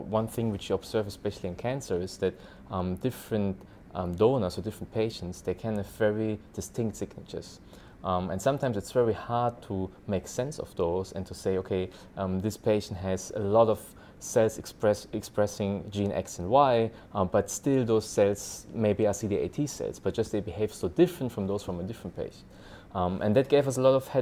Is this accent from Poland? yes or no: no; Germany; moved away as an adult; now in Singapore; I am from Germany, living in Singapore for 6 years